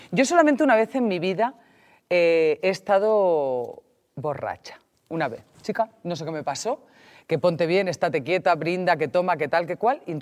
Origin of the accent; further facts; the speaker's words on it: Valencian Community, Spain; claro, yo soy alicantina y esto, como vas bajando